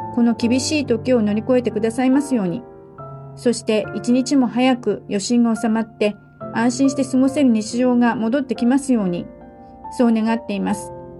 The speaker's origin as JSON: {"language": "Japanese", "region": "Tohoku", "country": "Japan", "tie": "born or raised there", "also_born_or_lived": "Kyoto", "moved": "yes", "lives_now": "San Francisco, United States", "said": "私の実家も東日本大震災で被災し全壊した"}